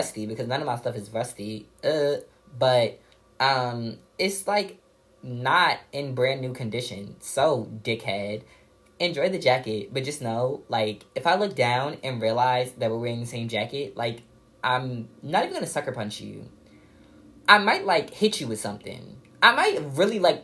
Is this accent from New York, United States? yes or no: yes; New York City, New York, United States; also born or lived in Purchase, New York; We're both from Park Slope